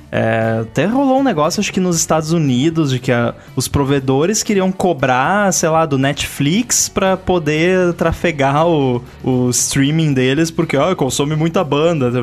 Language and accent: Portuguese; Rio Grande do Sul, Brazil; lá na minha cidade, no Rio Grande do Sul